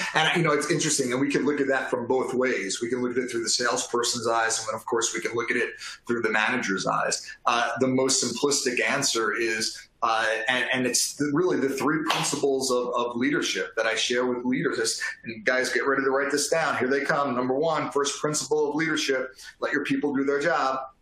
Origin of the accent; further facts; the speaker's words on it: New York, United States; I am from New York